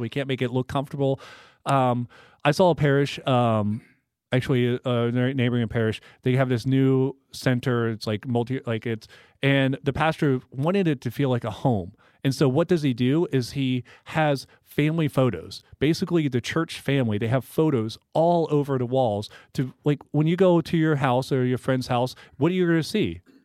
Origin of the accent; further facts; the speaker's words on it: Tomball, Texas, United States; I worked at a local coffee shop in my hometown growing up in Tomball, Texas.